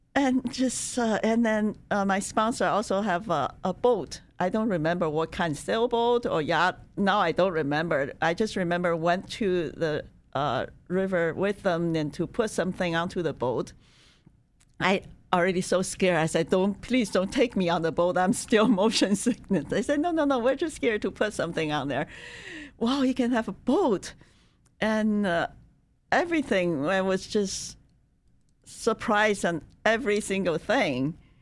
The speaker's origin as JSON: {"language": "English", "country": "China", "tie": "born or raised there", "moved": "as an adult", "lives_now": "United States", "said": "I was born in China in nineteen fifty-eight."}